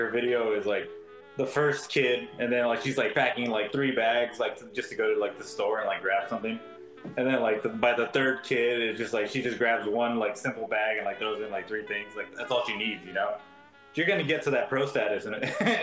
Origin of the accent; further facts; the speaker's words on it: United States; my parents only speak Spanish, and at school I'm speaking English. So I feel like I was learning American culture outside of home